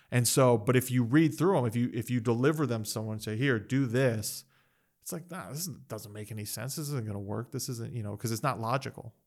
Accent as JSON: {"language": "English", "country": "United States", "tie": "born or raised there", "said": "I'm American, I've lived in the West, I've grown up in the West"}